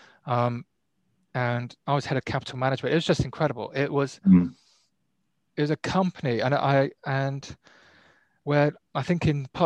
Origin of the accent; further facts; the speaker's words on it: Plymouth, South West England, United Kingdom; moved away as an adult; also born or lived in New Zealand; I was born in Plymouth, brought up in Plymouth